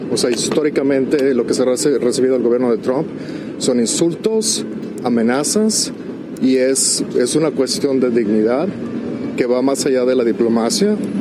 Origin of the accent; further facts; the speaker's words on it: Guadalajara, Jalisco, Mexico; now in Washington, United States; Yo soy de México, de Guadalajara, pero radico aquí en, Washington